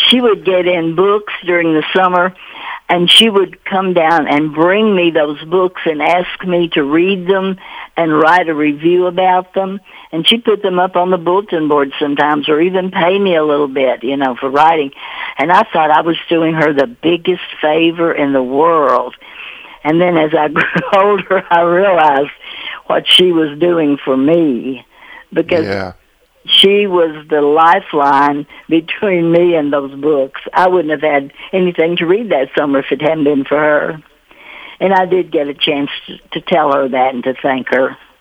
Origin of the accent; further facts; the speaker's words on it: Russell County, Kentucky, United States; moved away; Part of her farm was in Adair County, part was in Russell, and the house that I was born in was on Russell County side